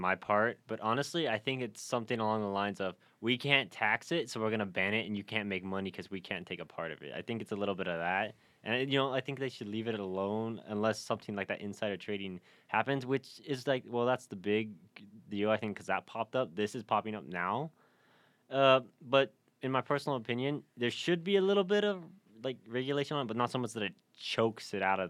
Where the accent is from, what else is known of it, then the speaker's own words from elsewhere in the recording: Reno, Nevada, United States; Yeah, and growing up in Reno, definitely